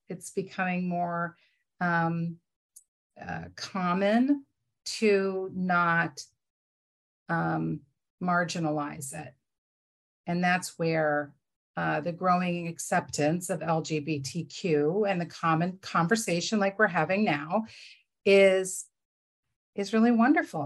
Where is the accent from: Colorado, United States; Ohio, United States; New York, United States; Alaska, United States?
Ohio, United States; Cleveland; also born or lived in Berea, Ohio; I grew up in Cleveland, Ohio